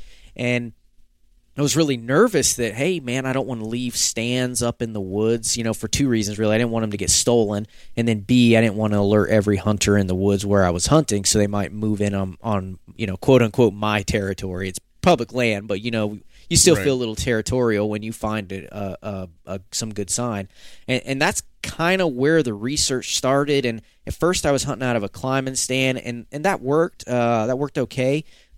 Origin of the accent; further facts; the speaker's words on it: the South, United States; And I grew up hunting in the South, you know, like probably many folks grew up hunting in the South, where you hunted with your family.